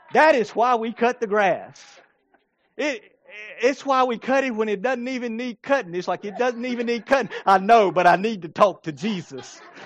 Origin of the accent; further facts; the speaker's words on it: Blackstock, South Carolina, United States; I grew up in Blackstock